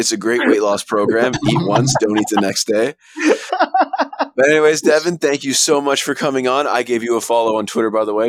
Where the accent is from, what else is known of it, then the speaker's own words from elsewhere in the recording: Ontario, Canada; I'm from Ontario, but I frequent Saskatchewan very often